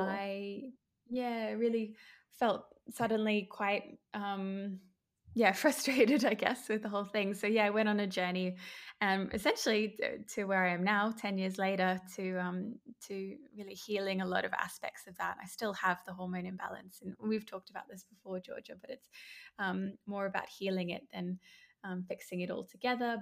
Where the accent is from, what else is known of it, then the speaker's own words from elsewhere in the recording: Brisbane, Queensland, Australia; I'm from Brisbane, Australia